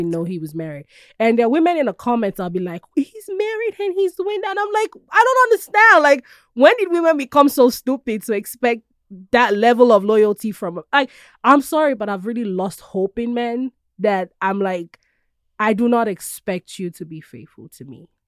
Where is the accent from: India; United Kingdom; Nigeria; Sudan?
Nigeria; now in United States; I love being Nigerian.